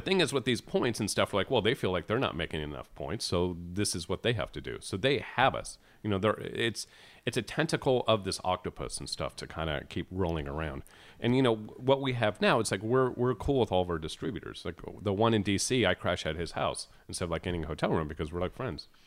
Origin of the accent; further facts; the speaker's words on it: California, United States; for a Cali boy